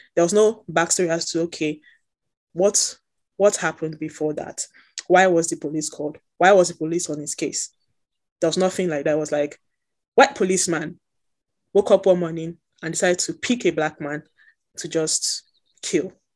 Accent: Nigeria; as a Nigerian, my history is also Black America

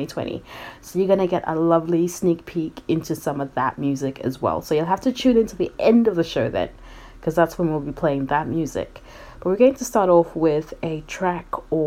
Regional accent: Zimbabwe; now in Australia; I am originally from Zimbabwe and I've been living in Australia for many, many years now.

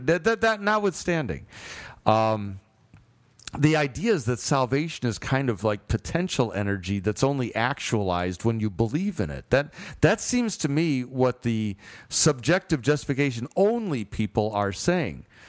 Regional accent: Chicago, Illinois, United States; I'm from Chicago.

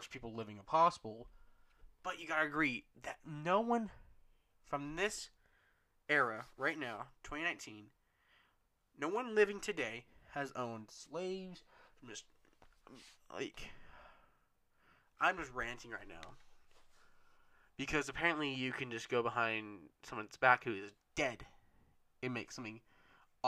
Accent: United States; as American citizens

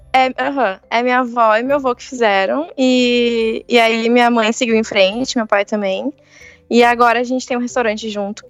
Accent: Santa Cruz do Sul, Rio Grande do Sul, Brazil; eu nasci e cresci em Santa Cruz do Sul, que é interior

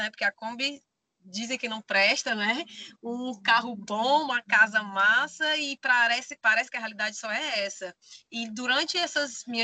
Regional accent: Bacabal, Maranhão, Brazil; Tá, eu sou do interior do Maranhão, de Bacabal, vim de longe, né?

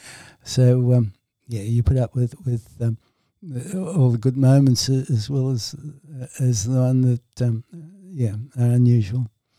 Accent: Dublin, Leinster, Ireland; Being an Irishman from Dublin, I would have said, I would say my mother was probably Catholic as a child

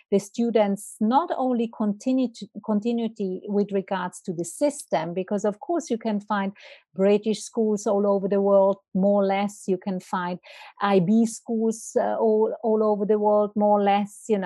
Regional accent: Italy; moved away as an adult; also born or lived in Milan, Italy / Switzerland; now in Zurich, Switzerland; I'm not Swiss. I'm from Italy.

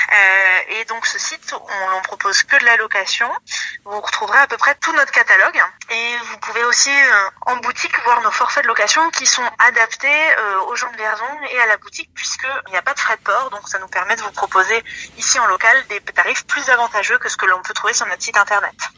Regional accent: Vierzon, Centre-Val de Loire, France; moved away as an adult; fait mon lycée à Vierzon, j'ai grandi à Vierzon

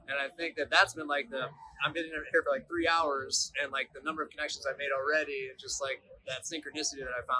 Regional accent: Milwaukee, Wisconsin, United States; I'm from Milwaukee, Wisconsin.

